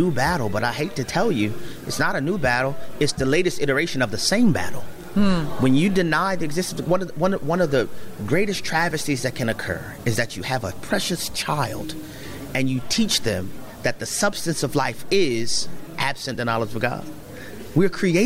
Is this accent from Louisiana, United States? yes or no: yes; New Orleans, Louisiana, United States; I grew up in New Orleans, Louisiana, eating gumbo